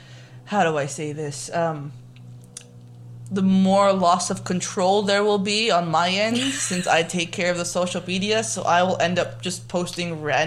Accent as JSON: {"language": "English", "country": "Armenia", "tie": "born or raised there", "said": "So I'm your local Swana person. So I'm from Armenia. I grew up, you know, very, very, very sheltered."}